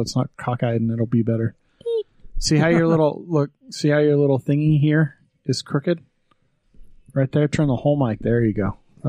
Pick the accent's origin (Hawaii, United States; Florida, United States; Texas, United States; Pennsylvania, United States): Texas, United States; now in Wyoming, United States; I was born in Texas. My mom lived in Texas most of her life, and she was a cook in Texas, and I grew up on that.